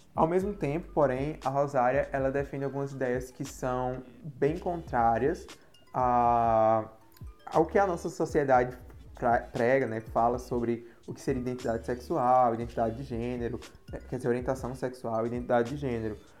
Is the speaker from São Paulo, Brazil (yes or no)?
no; Campina Grande, Paraíba, Brazil; sou de Campina Grande, Paraíba